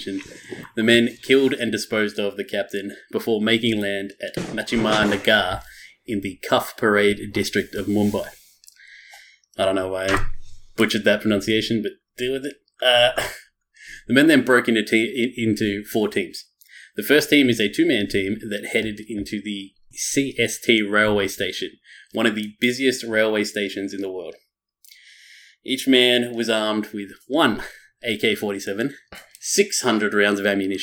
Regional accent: Australia; being Australian

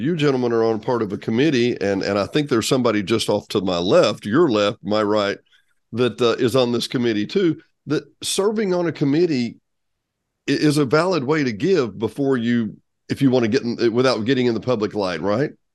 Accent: South Arkansas, United States; I grew up in South Arkansas

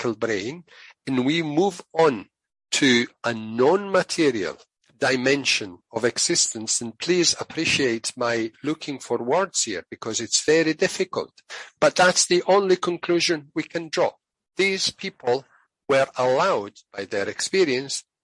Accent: Italy; moved away; I'm originally from Italy, and there's an expression in Italian

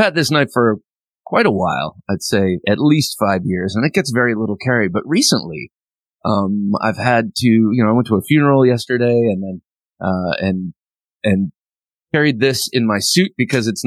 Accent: Ohio, United States; I grew up in Ohio, and that's how we said it.

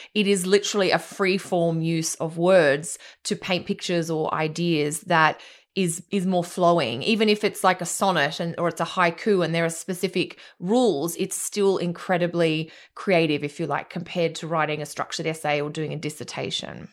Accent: Australia; also born or lived in Fiji; I grew up on islands in the Pacific, 'cause that's what Australia is, but I also lived in Fiji

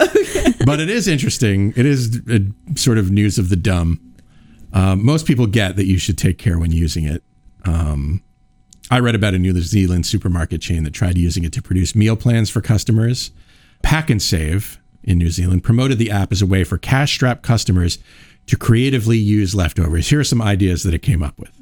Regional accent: East Coast, United States; now in Iowa, United States; I'm from the East Coast

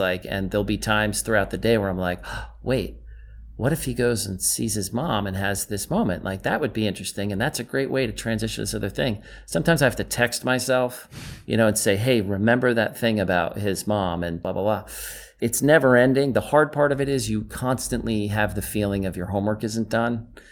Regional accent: New York, United States; moved away as an adult; now in Los Angeles, United States; I came from New York to L A in nineteen ninety after I graduated college

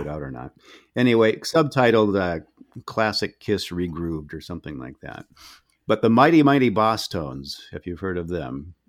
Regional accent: Minnesota, United States; I'm from Minnesota

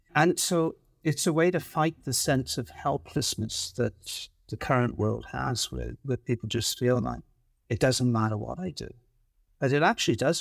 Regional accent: Wales, United Kingdom; also born or lived in London; now in Vancouver, Canada; I grew up in Wales in the U K

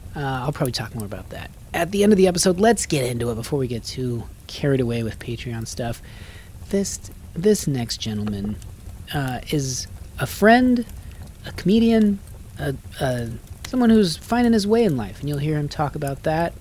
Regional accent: Reno, Nevada, United States; moved away; I grew up in Reno.

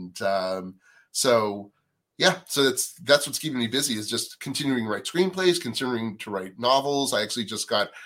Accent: Natick, Massachusetts, United States; moved away as an adult; I grew up on the East Coast in a town called Natick, Massachusetts

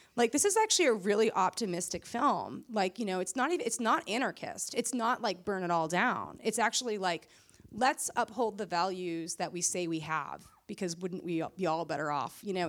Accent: Massachusetts, United States; where I grew up in Massachusetts

